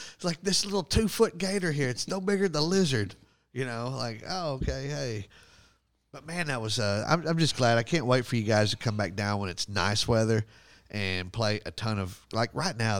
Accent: rural Texas, United States; moved away as an adult; now in Winter Haven, United States; we go back home

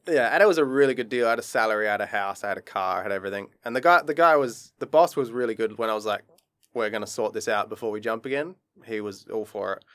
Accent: Adelaide, South Australia, Australia; moved away as an adult; also born or lived in Queensland / Japan; now in Dubai, United Arab Emirates; he used to work with me in Adelaide in my hometown

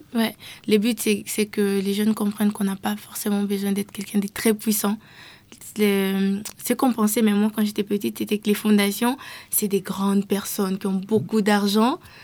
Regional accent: DR Congo; je viens de la RDC

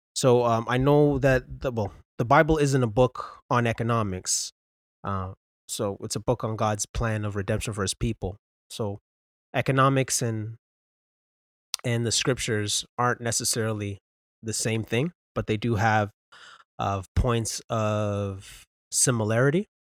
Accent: Brampton, Ontario, Canada; born and raised in Brampton, Ontario

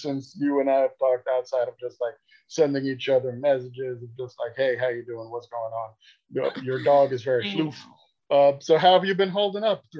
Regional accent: New York City, New York, United States; I'm born and raised in Queens, New York.

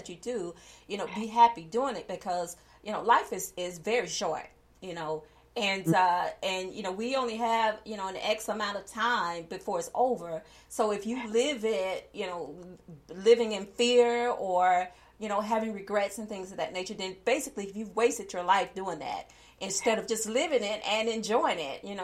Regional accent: the South, United States; growing up in the South and as a woman of color

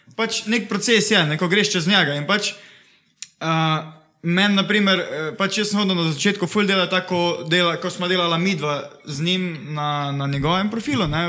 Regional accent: Šentjur, Savinja, Slovenia; prihajam iz Šentjurja

